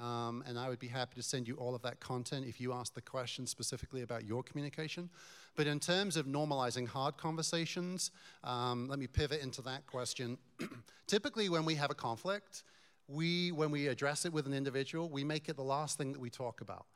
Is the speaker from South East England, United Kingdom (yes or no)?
no; Newmarket, East of England, United Kingdom; moved away as an adult; now in Colorado, United States; I was born in Newmarket